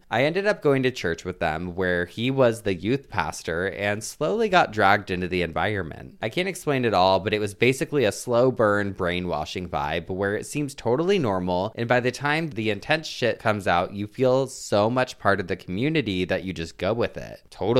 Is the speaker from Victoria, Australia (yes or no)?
yes; Melbourne, Victoria, Australia; from Melbourne, Australia, and have I got a story for you.